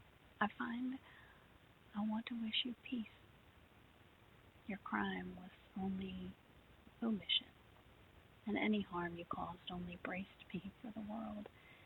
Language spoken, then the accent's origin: English; Cross Lanes, West Virginia, United States; now in Virginia, United States; I'm originally from Cross Lanes, West Virginia, but I've spent the bulk of my life now in Virginia.